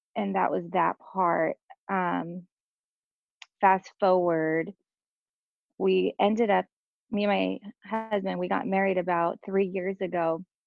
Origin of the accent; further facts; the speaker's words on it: Santa Maria, California, United States; I am from Cal- um, San Maria, California